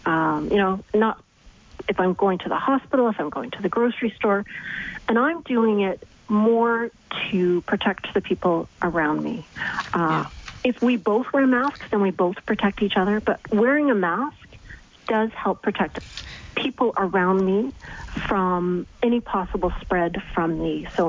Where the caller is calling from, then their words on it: Winnipeg, Manitoba, Canada; so I'm calling you from Winnipeg.